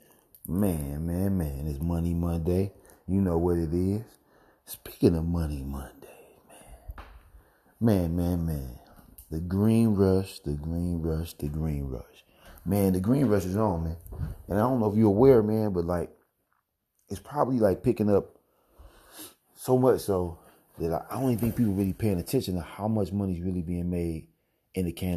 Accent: Missouri, United States; my home state, Missouri

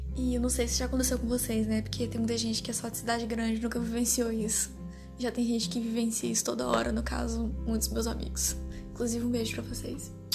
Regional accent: Tocantinópolis, Tocantins, Brazil; also born or lived in São Raimundo das Mangabeiras, Maranhão; Então eu meio que fui criada aqui no Tocantins, em Tocantinópolis, e lá no Maranhão, em Mangabeiras

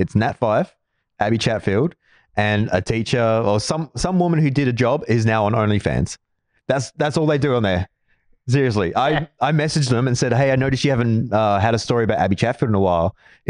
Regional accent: Armidale, New South Wales, Australia; now in Perth, Australia; Because I grew up in Armidale. So I've already got a stigma against me.

